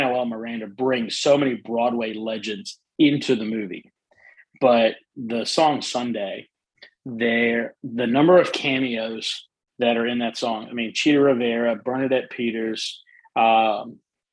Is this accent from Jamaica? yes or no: no; South Africa; now in United States; I'm originally from South Africa, right. and I'm very proud to be a South African.